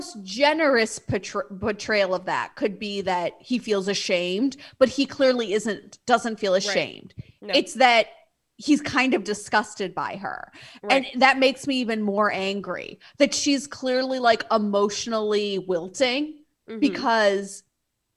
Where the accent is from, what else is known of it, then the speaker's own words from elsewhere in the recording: Midwest, United States; I'm from the Midwest, as you are. And being polite is how we're raised.